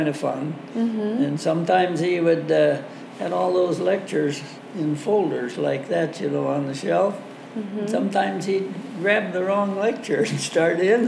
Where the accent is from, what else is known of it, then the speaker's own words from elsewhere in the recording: Dallas, Wisconsin, United States; also born or lived in Illinois; I was from the Dallas area